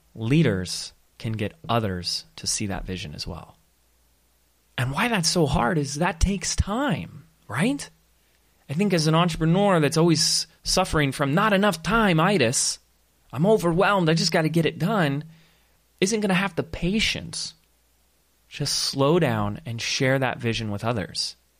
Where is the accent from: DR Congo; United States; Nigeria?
United States; Laguna Beach, California; the little, little beach town, my hometown, Same as hometown as my wife, Laguna Beach